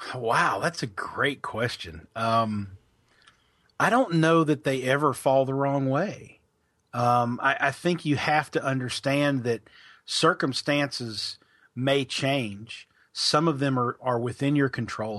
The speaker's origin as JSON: {"language": "English", "town": "Pikeville", "region": "Kentucky", "country": "United States", "tie": "born or raised there", "also_born_or_lived": "Logan, West Virginia / Birmingham, Alabama", "moved": "as an adult", "lives_now": "Louisville, United States", "said": "I'm from, uh, Pikeville, Kentucky. That's where I grew up"}